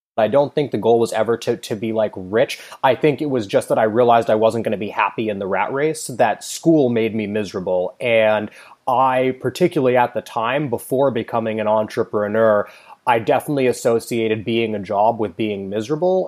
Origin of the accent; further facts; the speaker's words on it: Palo Alto, California, United States; I grew up in Silicon Valley. I went to school in Palo Alto.